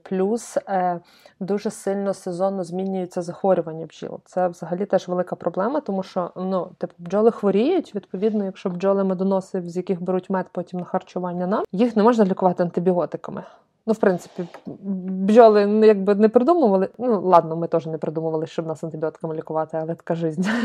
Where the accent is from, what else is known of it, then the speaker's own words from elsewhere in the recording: Lviv, Lviv Oblast, Ukraine; я з Сихова. Я дівчина Сихова.